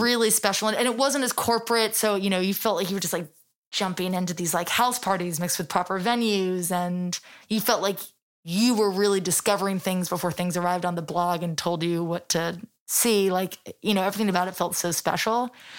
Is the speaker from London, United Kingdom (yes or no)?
yes; London, United Kingdom; moved away as an adult; now in New York, United States; I'm born and raised in London